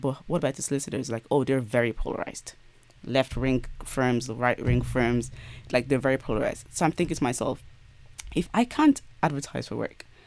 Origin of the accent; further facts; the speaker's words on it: Ireland; I grew up in Ireland